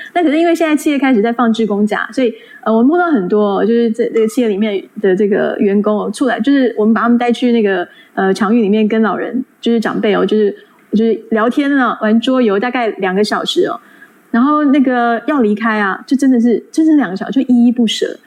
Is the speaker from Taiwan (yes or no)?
yes; Taiwan; 以我们台湾人来说